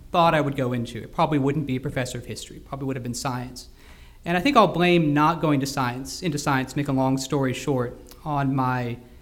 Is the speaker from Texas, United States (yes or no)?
yes; Houston, Texas, United States; moved away as an adult; also born or lived in Scotland; I grew up in Houston, Texas.